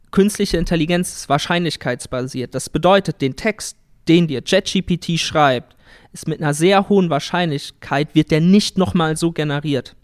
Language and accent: German; Siegerland, North Rhine-Westphalia, Germany; wir kommen ja aus dem Siegerland